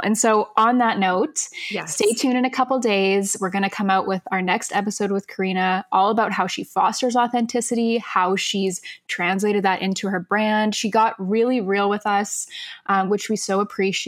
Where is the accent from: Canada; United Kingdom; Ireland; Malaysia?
Canada; Toronto, Ontario; we are from Toronto, so a lot of the people we talk to are Toronto-based brands